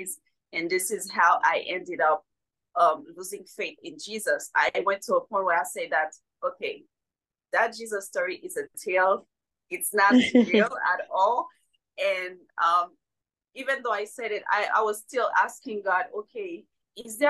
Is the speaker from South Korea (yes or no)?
no; Haiti; moved away as an adult; now in United States; I was born and raised in Haiti, and I unexpectedly moved in the US in July 2021.